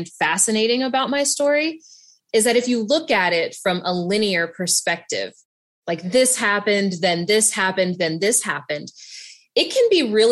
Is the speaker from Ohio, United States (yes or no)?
no; Southern West Virginia, United States; I grew up mixed race in Southern West Virginia